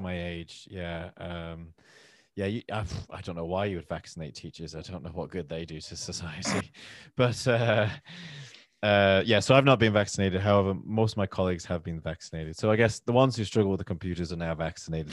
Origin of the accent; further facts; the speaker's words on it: Manchester, North West England, United Kingdom; accent: northern; now in London, United Kingdom; I'm from, originally from Manchester, which is a city up north in England. Uh, I live in London now.